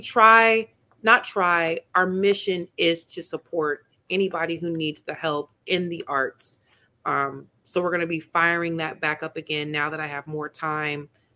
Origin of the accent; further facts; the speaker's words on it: Peoria, Illinois, United States; now in Chicago, United States; my hometown Peoria